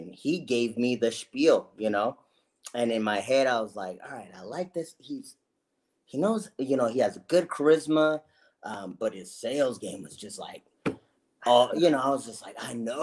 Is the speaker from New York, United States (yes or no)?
no; Los Angeles, California, United States; I was born in Los Angeles, California, born to, you know, I'm the youngest of four kids